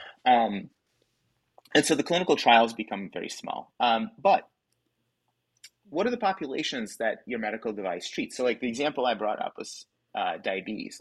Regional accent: Kyiv, Ukraine; moved away; I actually grew up in the Soviet Union. I grew up in Ukraine. I was born in Kiev

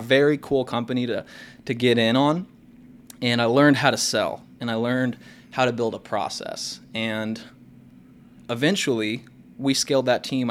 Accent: Kansas City, United States; also born or lived in Lawrence, Kansas; I grew up in Kansas City

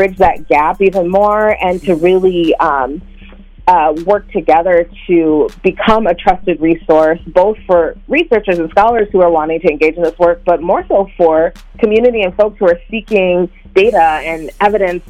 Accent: Minnesota, United States; as someone who was born and raised in the Black community here in Minnesota

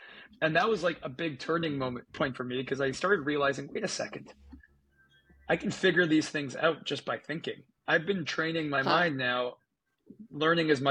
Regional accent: Canada; I'm from Canada. I grew up in Canada and went to a public school in Canada.

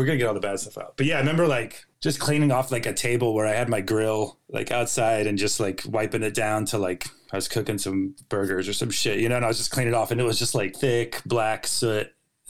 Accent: North Carolina, United States; moved away as an adult; also born or lived in Los Angeles; I'm from North Carolina.

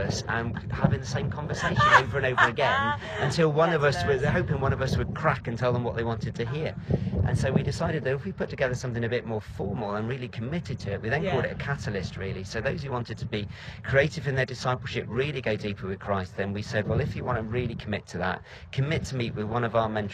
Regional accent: Cornwall, South West England, United Kingdom; moved away as an adult; I'm from Cornwall originally

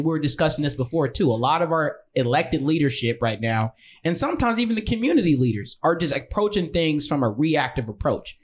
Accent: Chicago, Illinois, United States; also born or lived in Rockford, Illinois; I was born and raised in Chicago, lived in Rockford, Illinois for a majority of my life, but been back and forth everywhere

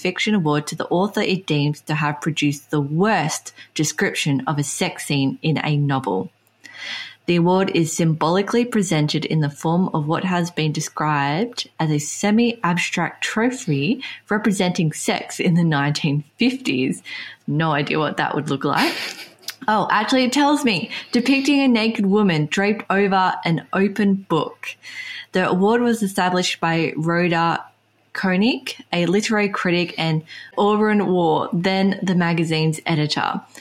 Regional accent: England, United Kingdom; we're English speaking, we come from England

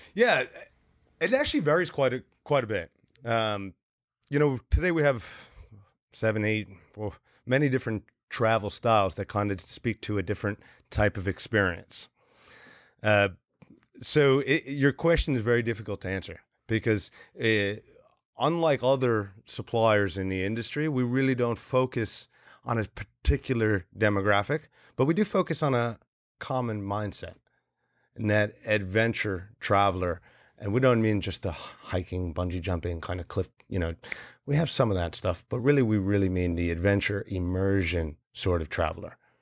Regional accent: New Jersey, United States; I'm from New Jersey.

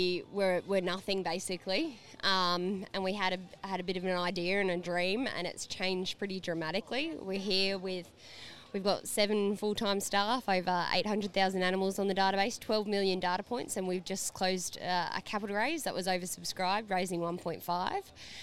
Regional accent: Mount Isa, Queensland, Australia; born there; also born or lived in Perth / London / Brisbane; Yes, I was born in Mount Isa, but I was born to a family in the mining industry, so we bounced around a fair bit. We went to Perth and London before ending up in Brisbane

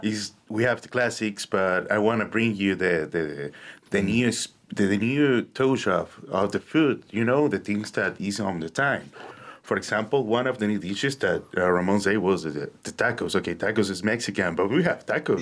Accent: Dominican Republic; English is a second language; moved away as an adult; also born or lived in Cuba; now in United States; I born in Dominican Republic, but the half of my family is Cuban, and the other half is Dominican

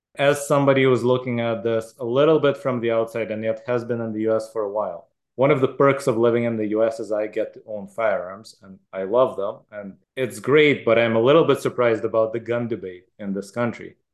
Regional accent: Israel; moved away; I grew up in Israel, which has a lot of guns

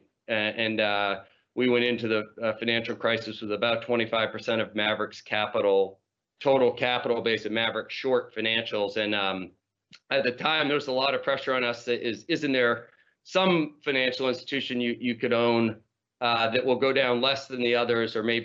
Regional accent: New England, United States; I grew up in New England

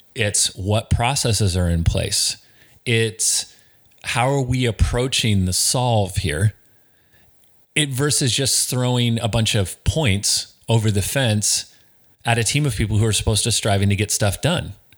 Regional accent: Snohomish, Washington, United States; I am, I am from Snohomish

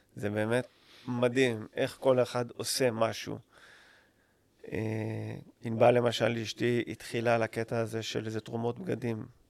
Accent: Israel; אני ישראלי, אני חי פה כל החיים שלי

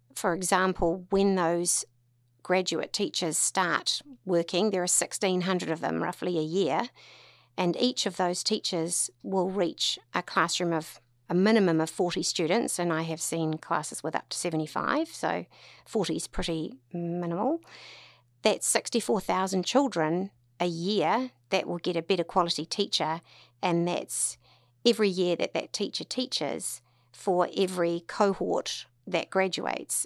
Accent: Tauranga, Bay of Plenty, New Zealand; also born or lived in Auckland; born and bred in Tauranga

